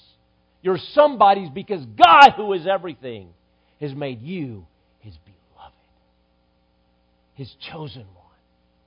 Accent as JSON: {"language": "English", "town": "Dallas", "region": "Texas", "country": "United States", "tie": "born there", "said": "And in many ways, I feel at home in Mesquite, Texas. And I was born in Dallas."}